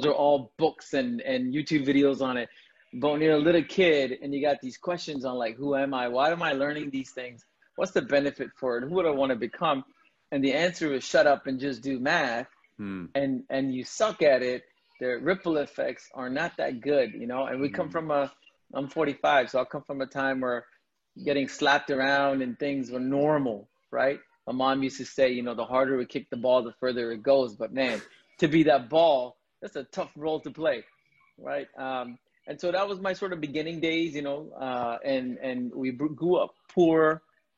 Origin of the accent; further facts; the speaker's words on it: India; moved away; I'm an immigrant. I was born in India to a very large family.